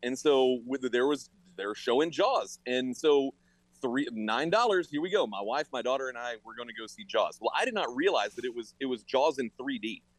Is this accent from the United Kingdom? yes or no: yes; England, United Kingdom; born there; I was born in England. Like, if anyone should be upset, it's me.